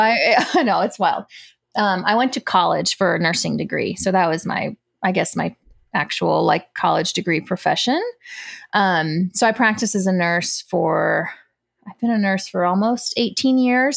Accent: United States; when they came to the States, I was born here.

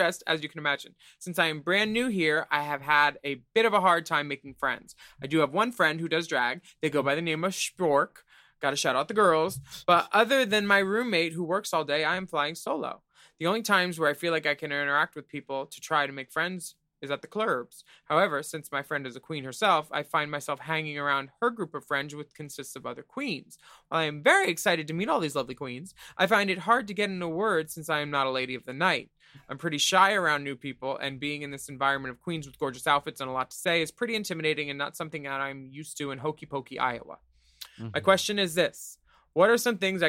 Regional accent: Australia; As an Australian

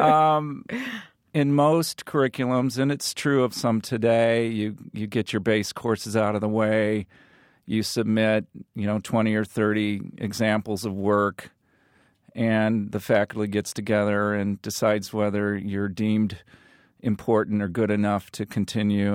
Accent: Morton, Illinois, United States; I grew up in Morton.

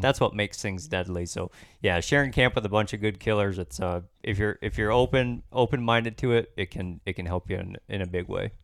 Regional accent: Michigan, United States; here in my home state

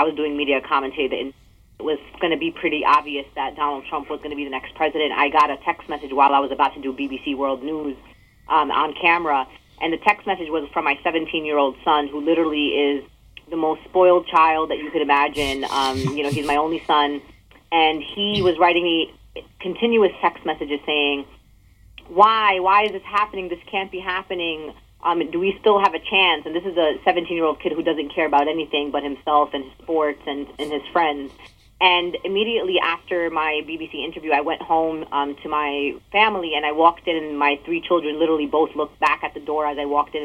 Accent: New York City, New York, United States; I'm a Muslim American born and raised in New York City in Brooklyn

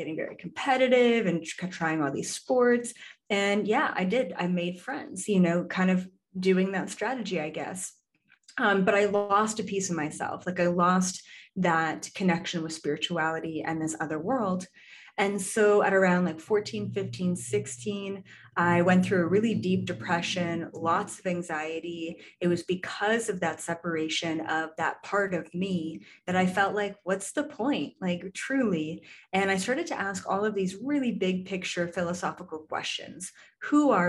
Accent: Canada; moved away; I'm Canadian originally

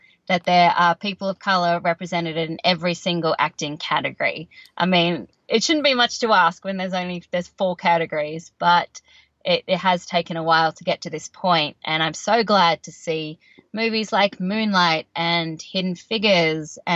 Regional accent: Canberra, Australian Capital Territory, Australia; moved away as an adult; also born or lived in Sydney, Australia; now in Los Angeles, United States; where I grew up in Canberra, Australia

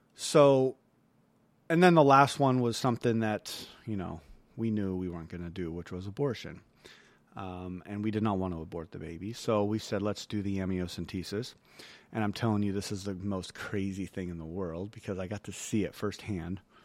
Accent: United States; as American

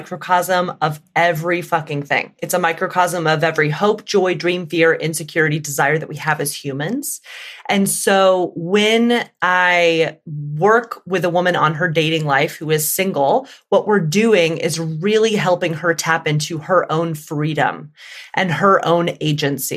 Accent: Alabama, United States; I grew up in the Deep South in Alabama.

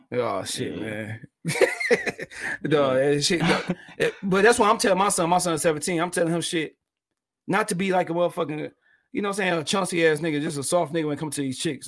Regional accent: Detroit, Michigan, United States; from me being Detroit

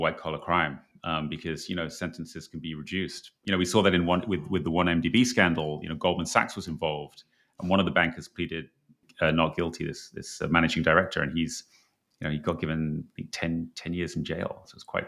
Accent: England, United Kingdom; I'm from England

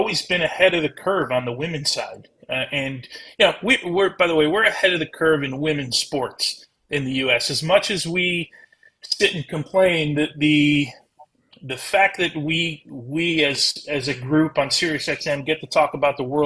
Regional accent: United States; we as American, you know, soccer fans

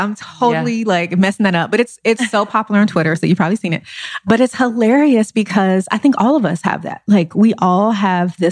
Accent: Los Angeles, California, United States; I grew up in South Central Los Angeles

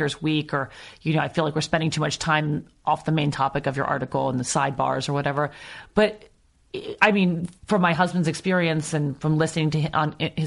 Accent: New York City, New York, United States; moved away as an adult; also born or lived in Amsterdam / The Hague; now in Los Angeles, United States; I grew up in Brooklyn and I know it really, really well.

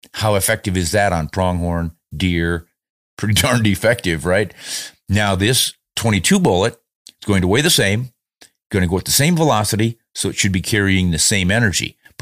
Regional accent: United States; being an American

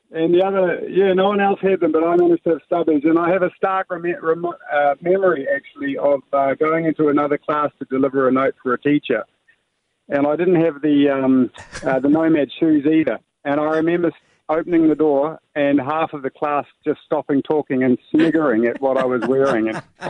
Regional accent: Rotorua, Bay of Plenty, New Zealand; now in Dubai, United Arab Emirates; I grew up in Rotorua, and our school had about 700 people

